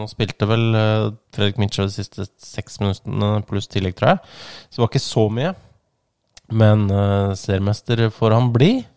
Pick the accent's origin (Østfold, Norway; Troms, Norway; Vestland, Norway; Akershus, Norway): Akershus, Norway; Ski; jeg er jo fra Ski